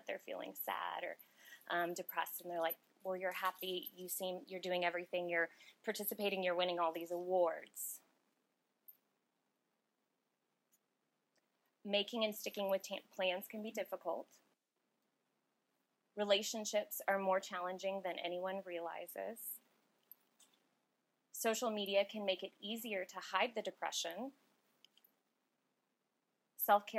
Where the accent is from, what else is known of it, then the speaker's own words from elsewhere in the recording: Austin, Texas, United States; I'm born and raised in Austin